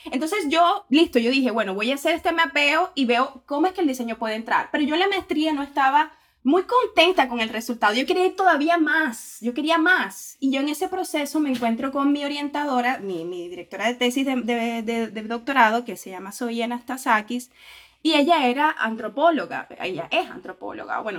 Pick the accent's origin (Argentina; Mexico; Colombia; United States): Colombia; Caribbean Region; yo soy del Caribe colombiano, de la región Caribe, ahí en, sí, frente al mar Caribe